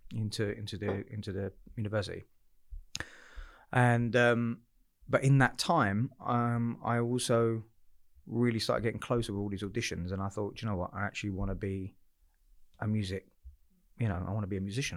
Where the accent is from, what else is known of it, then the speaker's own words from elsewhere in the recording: Southend-on-Sea, East of England, United Kingdom; I'm a South End boy, born and bred